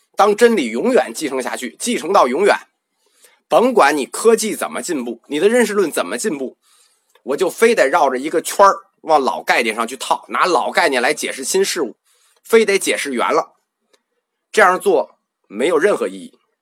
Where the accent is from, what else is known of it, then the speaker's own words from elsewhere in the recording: China; 我们中国人